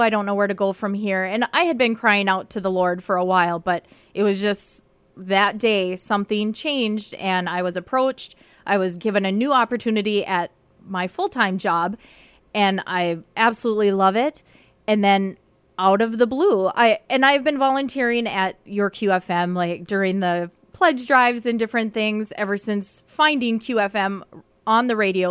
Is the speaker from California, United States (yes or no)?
no; Carrington, North Dakota, United States; moved away as an adult; now in Bemidji, United States; I am from mid North Dakota, like central North Dakota. I'm from Carrington